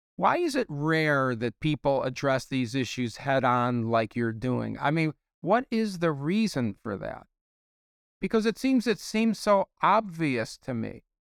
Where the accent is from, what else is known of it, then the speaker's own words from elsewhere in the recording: Chicago, Illinois, United States; we're both from Chicago